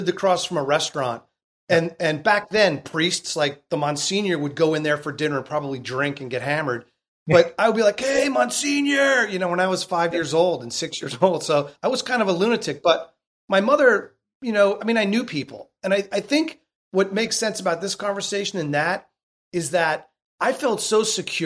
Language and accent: English; Irvington, New York, United States; moved away as an adult; I was born in Irvington, New York. Irvington was a small town right outside of New York City in Westchester.